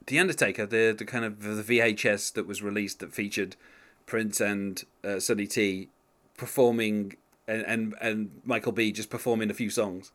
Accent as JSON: {"language": "English", "area": "West Bromwich", "region": "West Midlands", "country": "United Kingdom", "tie": "born or raised there", "said": "born in my hometown"}